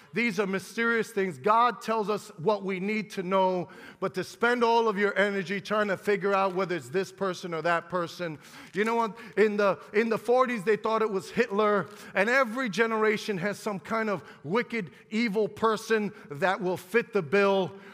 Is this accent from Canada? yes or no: no; United States; We're American